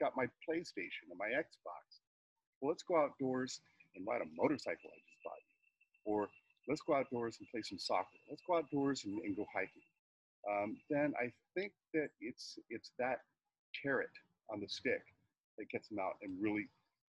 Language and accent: English; California, United States; now in Michigan, United States; I was born and raised in California